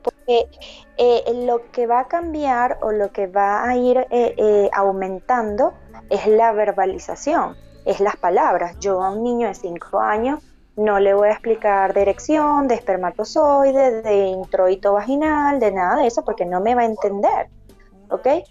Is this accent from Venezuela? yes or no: yes; Barquisimeto, Lara, Venezuela; moved away as an adult; now in Medellín, Colombia; soy de Venezuela, de una ciudad que se llama Parquisimeto